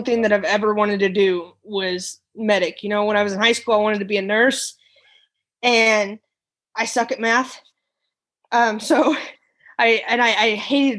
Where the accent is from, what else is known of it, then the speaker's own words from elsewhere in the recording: Missouri, United States; moved away as an adult; also born or lived in Texas; now in Florida, United States; I am actually from Missouri and I'm a transplant into Florida